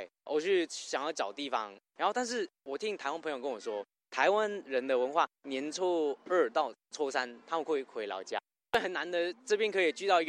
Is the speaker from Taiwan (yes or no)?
no; Hong Kong; Chinese is a second language; moved away; 比如说我是香港，